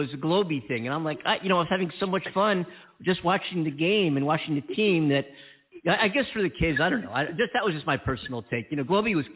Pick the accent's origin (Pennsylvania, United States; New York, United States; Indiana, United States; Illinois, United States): Pennsylvania, United States; Philadelphia; I'm from Philly